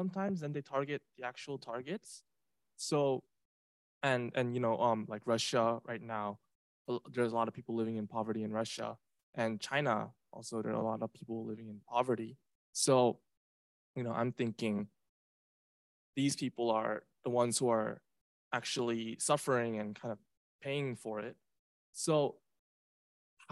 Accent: South Korea; now in Sydney, Australia; I'm an IR student and I'm from Korea

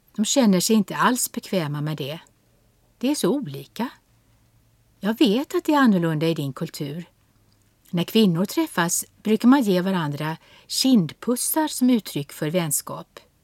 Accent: Sweden; Som svensk

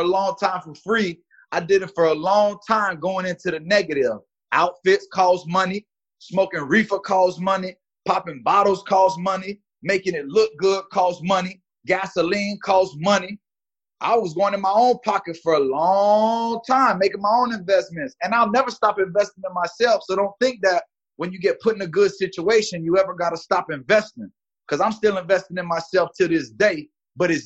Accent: Miami, Florida, United States; also born or lived in Gary, Indiana; now in Atlanta, United States; I was born in Gary, originally from the Midwest, but we moved to Miami when I was 2 years old. So Dade County, North Miami Beach

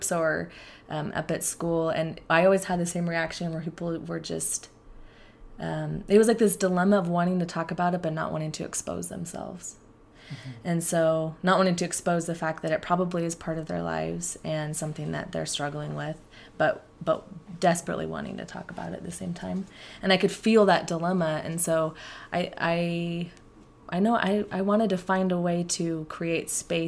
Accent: Portland, Oregon, United States; moved away as an adult; also born or lived in Provo, Utah; I grew up in Portland, Oregon

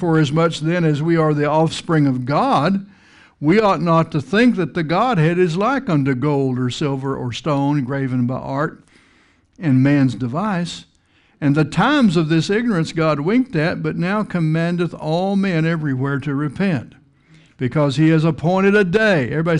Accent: Texas, United States; I grew up out in West Texas, plains of the Texas Panhandle

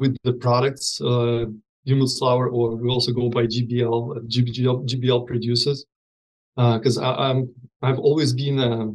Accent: Russia; moved away; I was born and raised in Russia

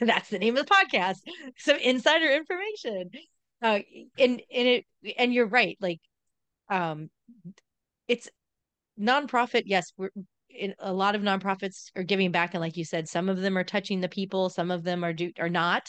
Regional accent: Southern California, United States; moved away; I grew up in Southern California

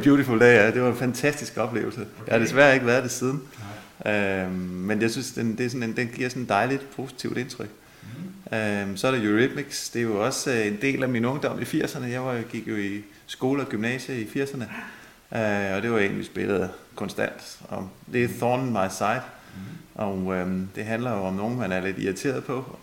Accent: Holbæk, Zealand, Denmark; jeg er jo født her i Holbæk. Uh, vi boede uden for Holbæk i Bredetved, der boede jeg sammen med mine forældre

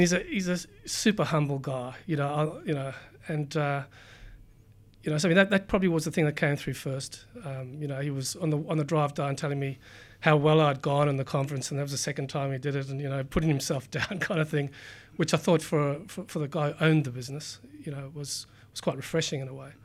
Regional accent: South Africa; moved away as an adult; also born or lived in Cape Town / United Kingdom; now in Sydney, Australia; I grew up in South Africa, um, went through school there, did uni, um, went to University of Cape Town

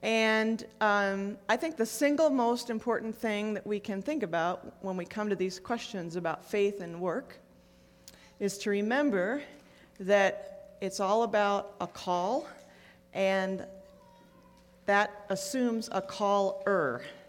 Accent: Buffalo, New York, United States; I grew up in Buffalo. It's really awful. Snow is a four-letter word that starts with S. And I'm just really glad to be in Phoenix.

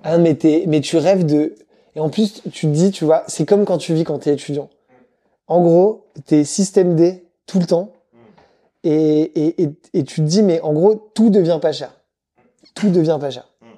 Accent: Madagascar; je viens de Madagascar

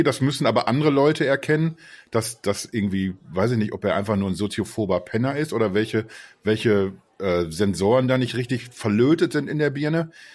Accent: Ruhr area, North Rhine-Westphalia, Germany; Sagt man bei uns im Ruhrgebiet

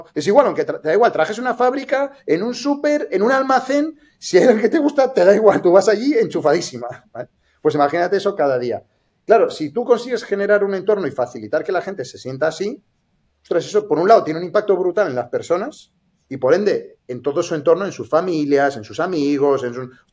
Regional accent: Santander, Cantabria, Spain; moved away as an adult; now in Barcelona, Spain; nací en Santander y, eh, yo me, formé en ingeniería, soy informático

